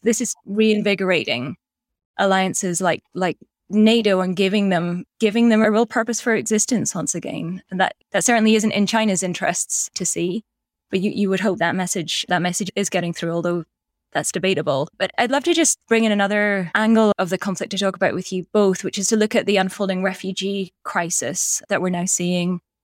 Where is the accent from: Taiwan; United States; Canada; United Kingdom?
United Kingdom; Black Isle, Scottish Highlands, Scotland; I'm from the Black Isle